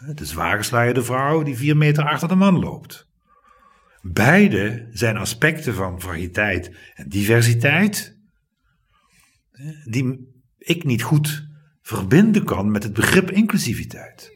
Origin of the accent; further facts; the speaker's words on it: Limburg, Netherlands; ik ben geen Brabander. Nee, ik ben Limburg